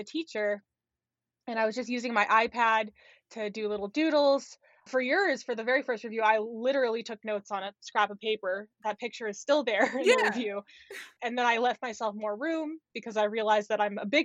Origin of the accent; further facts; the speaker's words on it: Los Angeles, California, United States; moved away as an adult; also born or lived in Syracuse, New York; now in North Dakota, United States; I was born and raised in Los Angeles, California.